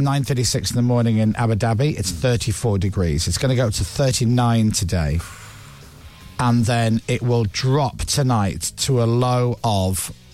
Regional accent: Leeds, Yorkshire and the Humber, United Kingdom; I'm from Leeds and lived a lot of my life in Leeds, which when you watch a lot of the media is referred to as the North.

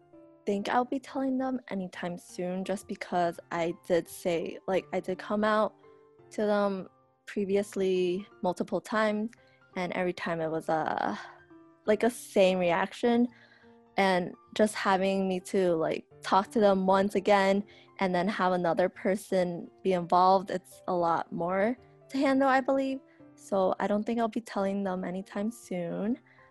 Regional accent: United States; I'm Chinese American, 21 years old.

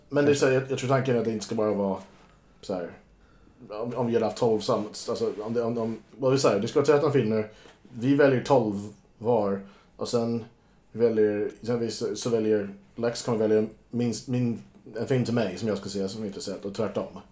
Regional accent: United States; moved away; när jag var barn i USA

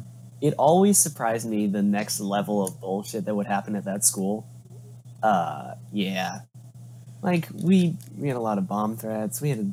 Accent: Massachusetts, United States; I grew up in Massachusetts

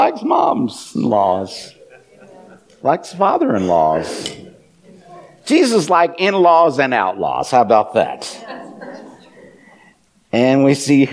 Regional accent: Iowa, United States; I'm from the southern branch of the family. I'm from Iowa.

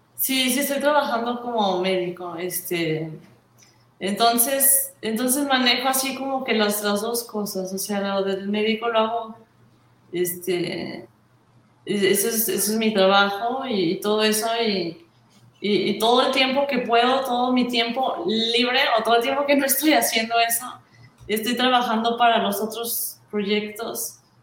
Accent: Mexico; yo soy de México

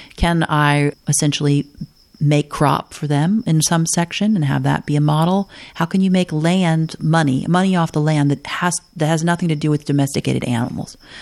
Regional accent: the Ozarks, United States; moved away; there are people from many different backgrounds from all over the world and from all over this country that live in my hometown

